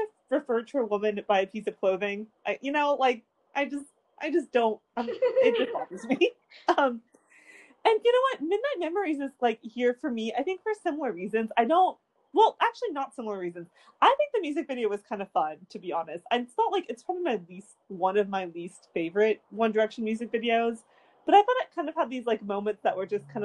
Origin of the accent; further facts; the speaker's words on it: United States; I'm an American